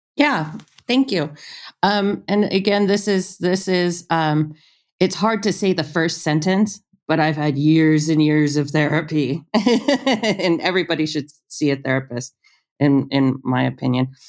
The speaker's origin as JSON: {"language": "English", "town": "Ontario", "region": "California", "country": "United States", "tie": "born or raised there", "also_born_or_lived": "Inglewood, California / Tucson, Arizona", "moved": "yes", "said": "I grew up right outside of Los Angeles, was born in Inglewood"}